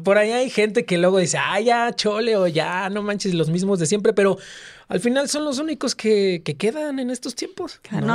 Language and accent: Spanish; Tampico, Tamaulipas, Mexico; moved away as an adult; now in Mexico City, Mexico; yo soy de Tampico, Tamaulipas